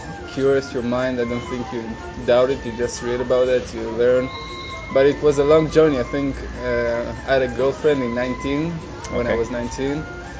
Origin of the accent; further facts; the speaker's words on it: Israel; I'm 23 years old. I'm from Israel.